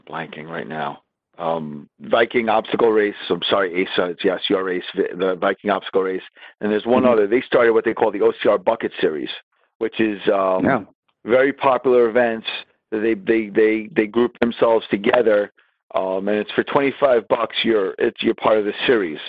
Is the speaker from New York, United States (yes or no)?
yes; New York, United States; I'm not a New Englander and I'm a New Yorker